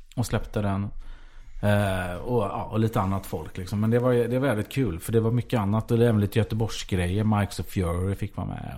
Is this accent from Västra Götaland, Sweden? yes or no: yes; Gothenburg, Västra Götaland, Sweden; för mig som var göteborgare